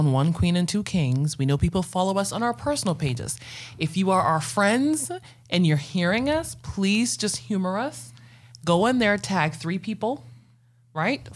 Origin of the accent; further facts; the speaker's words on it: Ghana; now in Atlanta, United States; I was an immigrant alien. I'm Ghanaian